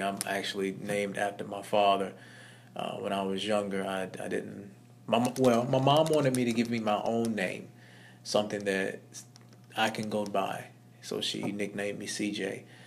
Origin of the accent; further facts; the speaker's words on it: Blytheville, Arkansas, United States; I was born in Blytheville, Arkansas. Um, it's a very small town